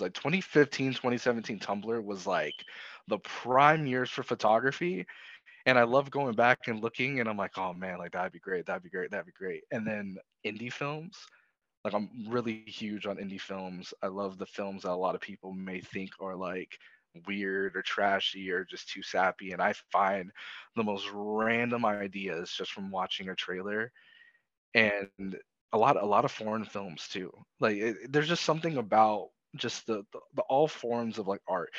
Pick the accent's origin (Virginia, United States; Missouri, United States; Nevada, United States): Nevada, United States; Las Vegas; now in Seattle, United States; I'm from Las Vegas, Nevada, but now I am residing in Seattle, Washington